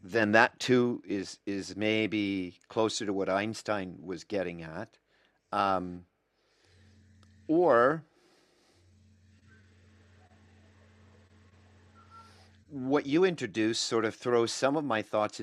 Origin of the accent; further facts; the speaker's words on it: United States; I'm an American